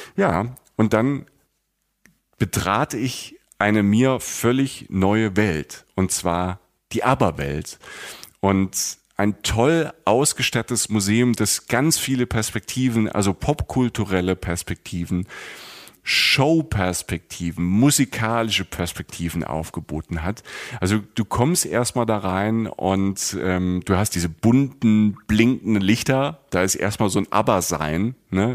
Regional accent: Germany; bei uns in Deutschland

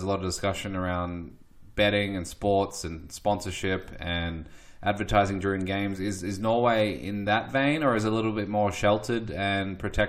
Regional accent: Melbourne, Victoria, Australia; growing up in Australia, and you know, we in Melbourne had a holiday for a horse race called the Melbourne Cup

